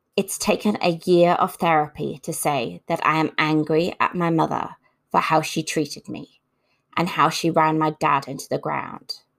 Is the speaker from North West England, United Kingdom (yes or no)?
yes; Liverpool, North West England, United Kingdom; moved away as an adult; now in Brisbane, Australia; my hometown of Liverpool